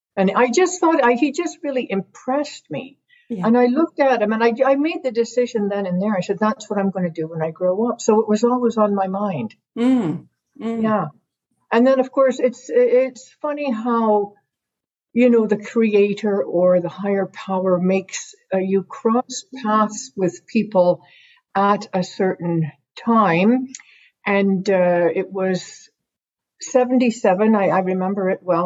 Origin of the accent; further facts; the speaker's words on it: Pembroke, Ontario, Canada; I was born in Pembroke, Ontario